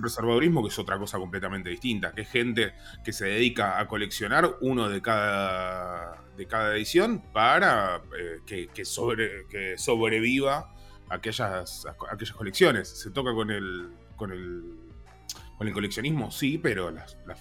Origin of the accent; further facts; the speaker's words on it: Zárate, Buenos Aires Province, Argentina; yo soy de Zárate